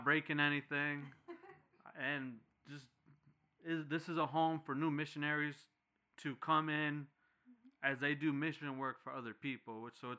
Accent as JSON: {"language": "English", "town": "Utica", "region": "New York", "country": "United States", "moved": "yes", "lives_now": "Kannapolis, United States", "said": "I'm from Utica, New York."}